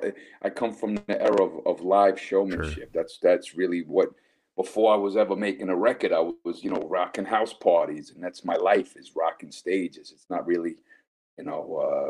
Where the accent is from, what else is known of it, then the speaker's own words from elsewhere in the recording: United States; moved away as an adult; now in Germany; I'm an American citizen and I'm a German resident